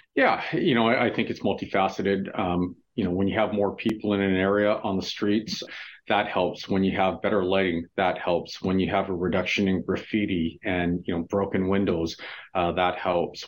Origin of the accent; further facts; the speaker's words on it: Vancouver, British Columbia, Canada; growing up in Vancouver as a little kid